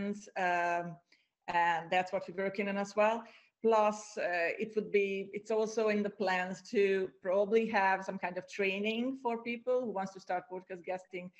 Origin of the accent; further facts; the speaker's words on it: Hungary; also born or lived in Ireland; now in Cyprus; I'm from Hungary